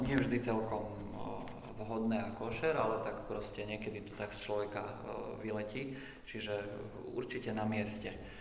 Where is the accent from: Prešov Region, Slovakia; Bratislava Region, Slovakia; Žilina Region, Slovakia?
Prešov Region, Slovakia; Kurimka; moved away as an adult; also born or lived in Svidník, Slovakia / Košice, Slovakia; pochádzam z malej dediny, ktorá sa nazýva Kurimka, to určite možno ani nikto nepočul doteraz. Je to v okrese Svitník, severovýchod Slovenska